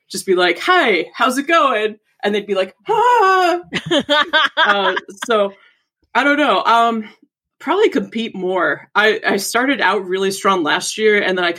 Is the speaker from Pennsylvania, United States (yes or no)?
yes; Pittsburgh, Pennsylvania, United States; moved away; I'm actually from Pittsburgh originally